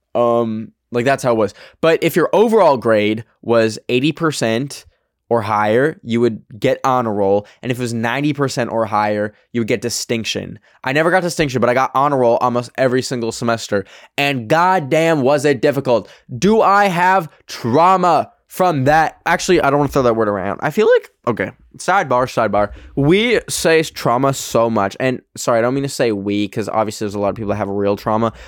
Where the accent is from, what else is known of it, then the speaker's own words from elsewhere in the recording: Alberta, Canada; now in United States; the clubs in my hometown are all fucking like cowboy themed and like like uh like rodeo vibes um cuz it's Alberta, Canada